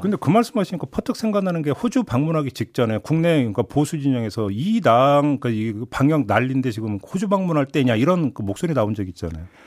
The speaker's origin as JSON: {"language": "Korean", "town": "Boryeong", "region": "South Chungcheong", "country": "South Korea", "tie": "born or raised there"}